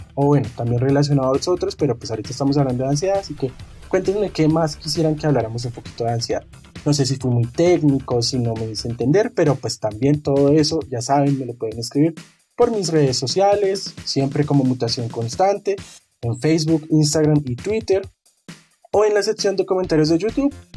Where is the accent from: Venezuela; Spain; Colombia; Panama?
Colombia; como buenos colombianos que somos